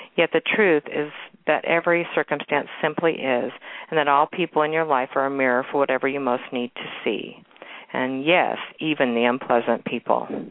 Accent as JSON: {"language": "English", "town": "Kansas City", "region": "Missouri", "country": "United States", "tie": "born or raised there", "said": "my hometown and actually my old neighborhood. I live out in the suburbs now, but this is actually in Waldo in Kansas City."}